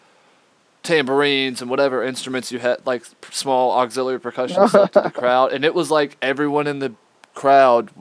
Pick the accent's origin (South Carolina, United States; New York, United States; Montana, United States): South Carolina, United States; near Myrtle Beach; we weren't Myrtle Beach kids, but we grew up near Myrtle Beach.